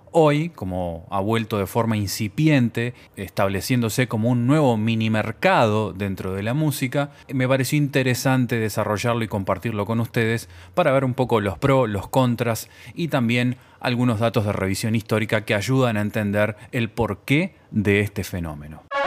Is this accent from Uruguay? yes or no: yes; Uruguay; En mi país, Uruguay